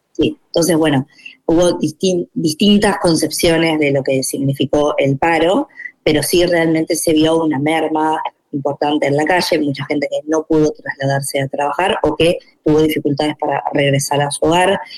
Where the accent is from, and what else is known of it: Argentina